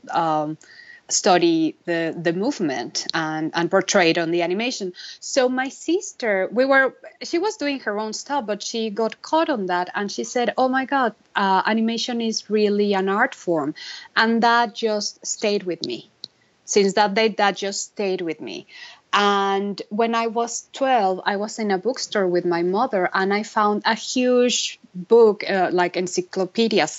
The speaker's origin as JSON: {"language": "English", "region": "Mexico City", "country": "Mexico", "tie": "born or raised there", "also_born_or_lived": "Vancouver, Canada", "moved": "as an adult", "lives_now": "Los Angeles, United States", "said": "I'm born and raised in Mexico City on a middle-class family."}